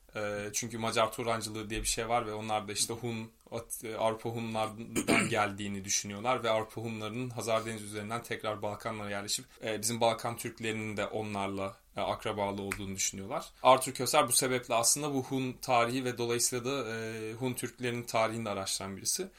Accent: Turkey; moved away as an adult; also born or lived in Spain; ben de Türk'üm

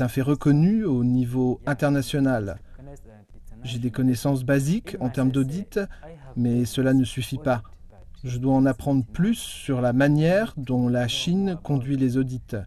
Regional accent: Rwanda; moved away as an adult; now in Nanjing, China; Je viens du Rwanda

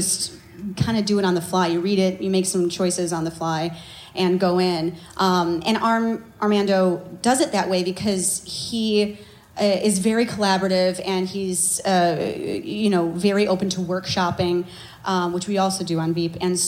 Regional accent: Chicago, Illinois, United States; I'm from Chicago

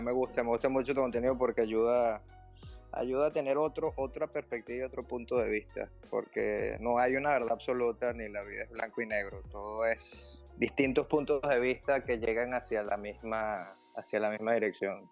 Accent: Venezuela; moved away as an adult; also born or lived in Ireland / Germany; now in Netherlands; cuando comenzamos el proceso de emigrar, cuando dejamos Venezuela

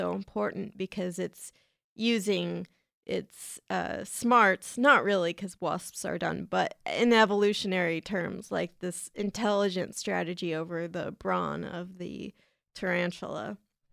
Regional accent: San Diego, California, United States; San Diego, California, which is my hometown

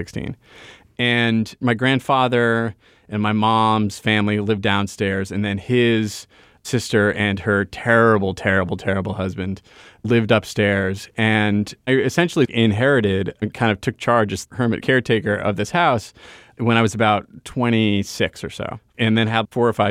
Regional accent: Rhode Island, United States; moved away; having grown up in this place

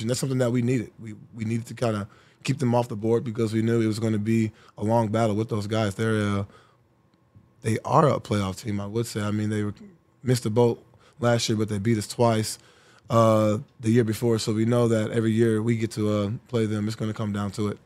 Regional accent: Texas, United States; moved away as an adult; also born or lived in Indianapolis / Buffalo; getting back to my home state, getting back to my home city

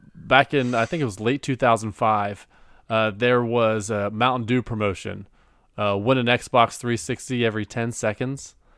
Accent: Cincinnati, Ohio, United States; I'm from Cincinnati, Ohio

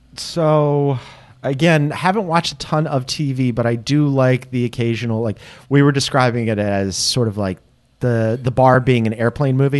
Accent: Philadelphia, Pennsylvania, United States; also born or lived in Las Vegas; I am a Philadelphian, spent my entire life there.

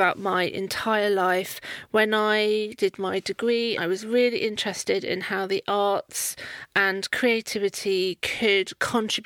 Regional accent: Poole, South West England, United Kingdom; I grew up in Poole in Dorset

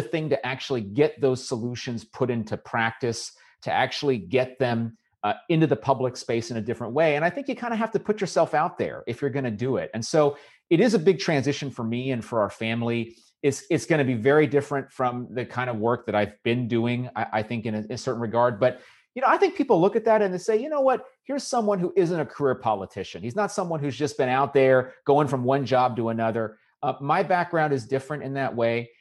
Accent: Southern California, United States; born or raised there; also born or lived in Fayetteville, North Carolina / Rowland Heights, California

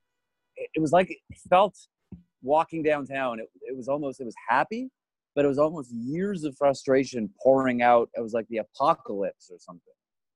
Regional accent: Toronto, Ontario, Canada; I grew up in Toronto.

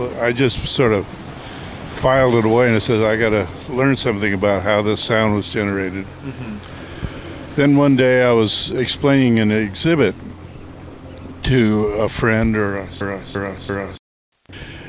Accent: Colorado, United States; now in San Francisco, United States; when I first moved to San Francisco in 1970, and I'm from Colorado

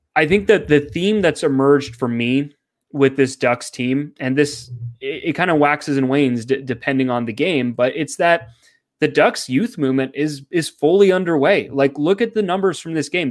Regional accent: Canada; I'm Canadian

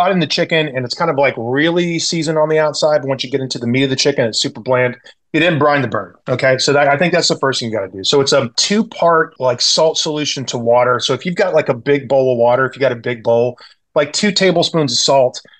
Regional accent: the South, United States; moved away as an adult; now in San Francisco, United States; I grew up in the South. I had fried chicken in my baby bottle growing up.

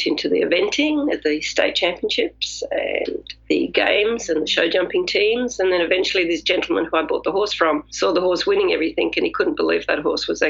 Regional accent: England, United Kingdom; moved away; I'm actually English, so I learned to ride in England.

